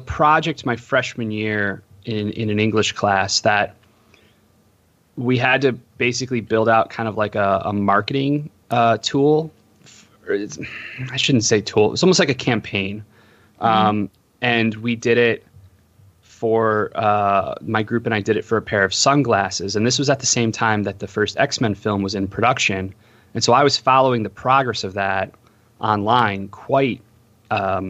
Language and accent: English; Homer Glen, Illinois, United States; moved away as an adult; also born or lived in Iowa City, Iowa / Los Angeles, California; I grew up in Homer Glen, which is in between Lockport to the west and Orland Park to the right